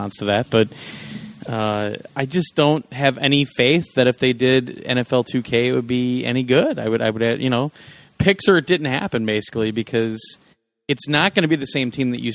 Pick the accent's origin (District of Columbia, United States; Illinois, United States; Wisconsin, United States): Wisconsin, United States; I'm from Wisconsin